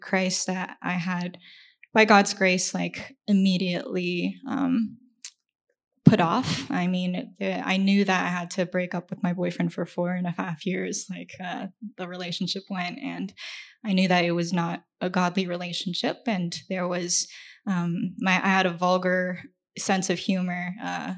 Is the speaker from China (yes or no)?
yes; China; moved away; I grew up in China